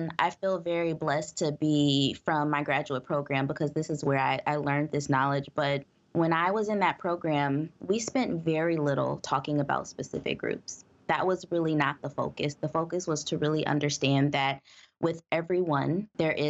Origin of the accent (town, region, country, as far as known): United States